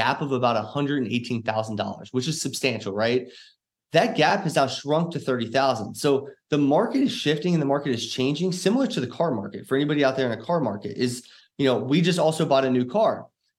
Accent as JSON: {"language": "English", "town": "Cincinnati", "region": "Ohio", "country": "United States", "lives_now": "Dallas, United States", "said": "I came from Cincinnati, Ohio. This year we moved to DFW area."}